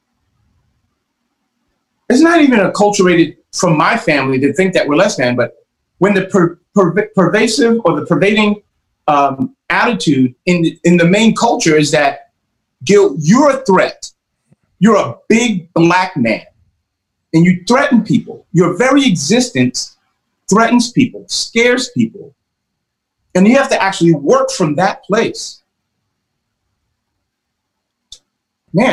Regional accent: New York, United States; I'm born and raised in New York

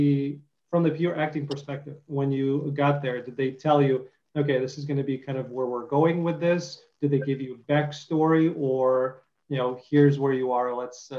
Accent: Detroit, Michigan, United States; I have a lot of family in Michigan and I grew up in Detroit a little bit.

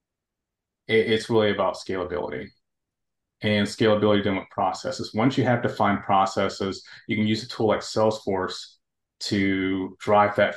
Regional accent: Atlanta, Georgia, United States; I was born here in Atlanta, raised, educated

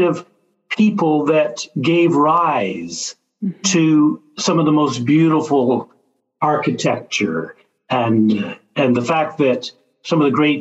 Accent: Little Rock, Arkansas, United States; moved away as an adult; also born or lived in Dallas, Texas; now in Baton Rouge, United States; I grew up in Little Rock, Arkansas, grew up in a Catholic family

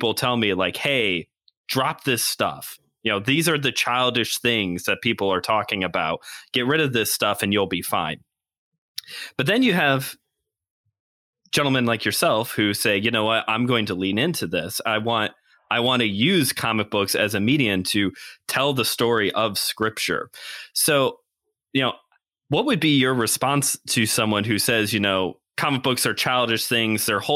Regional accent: United States; me being American

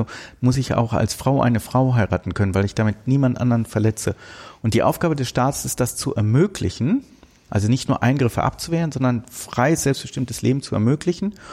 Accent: Rhineland, Germany; Wir, wir, wir gucken beide als Rheinländer auf den Rhein.

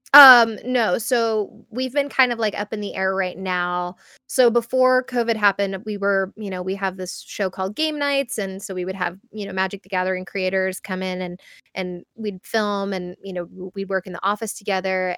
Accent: United States; as an American

